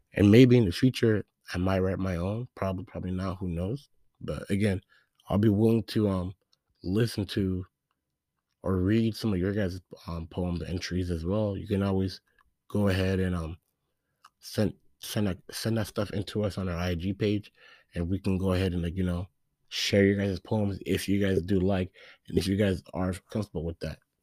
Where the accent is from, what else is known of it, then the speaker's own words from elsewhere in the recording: Phoenix, Arizona, United States; I'm from Phoenix, Arizona